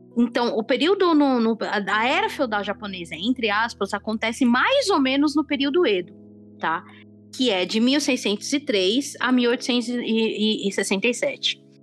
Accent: Brazil; nós, como pessoas que, que crescemos no Brasil

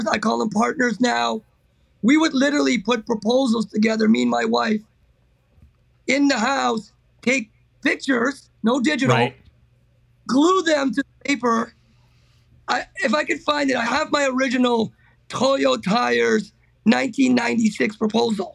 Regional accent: Miami, Florida, United States; We grew up in Miami

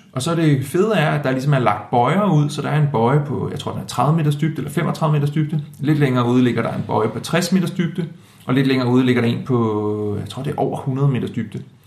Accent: Denmark; som dansker

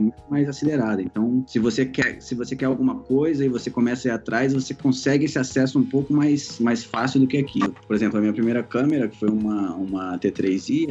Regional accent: Ceará, Brazil; moved away; also born or lived in Cotia; eu sou cearense

